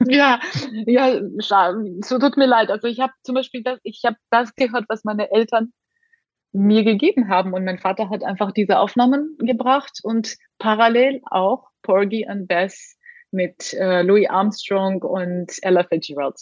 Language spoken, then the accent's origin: German; Tbilisi, Georgia; moved away; also born or lived in Hamburg / Munich; dass ich immer noch so eine Verbindung habe mit meiner Heimat, dass egal wie viele Jahre ich weg bin, komme ich dort zurück und fühle mich trotzdem sehr zu Hause